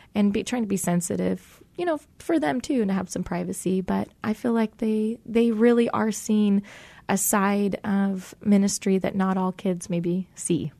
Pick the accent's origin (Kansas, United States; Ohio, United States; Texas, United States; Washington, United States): Washington, United States; Tacoma; I am born and raised in Tacoma, Washington